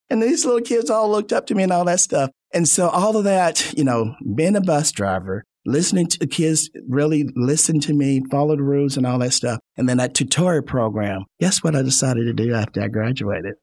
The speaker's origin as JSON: {"language": "English", "town": "Fayetteville", "region": "Arkansas", "country": "United States", "tie": "born or raised there", "said": "I was back into my hometown, Fayetteville"}